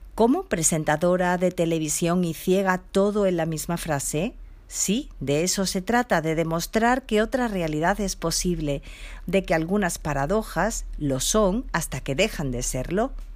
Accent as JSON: {"language": "Spanish", "town": "Seville", "region": "Andalusia", "country": "Spain", "tie": "born or raised there", "said": "Nací sin discapacidad en Sevilla, ciudad donde resido desde donde os hablo."}